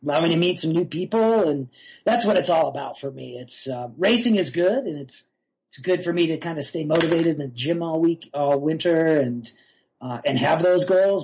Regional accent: North Shore of Massachusetts, United States; moved away as an adult; also born or lived in Boston, Massachusetts; now in Durango, United States; I was born in Boston in the 70s. I grew up on the North Shore of Massachusetts uh, until I drifted west in the mid 90s um, for college.

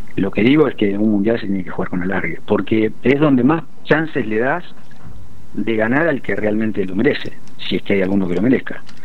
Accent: Argentina; now in United Arab Emirates

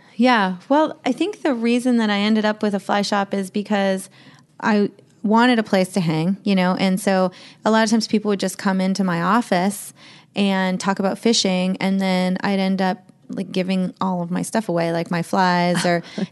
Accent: Columbia Falls, Montana, United States; also born or lived in Medford, Oregon; it's in my hometown in columbia falls

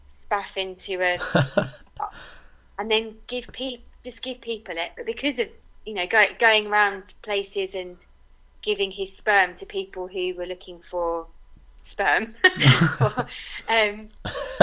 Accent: Croydon, London, United Kingdom; I'm from Croydon

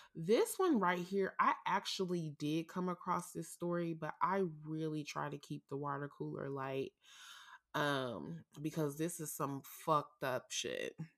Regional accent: St. Louis, Missouri, United States; born or raised there

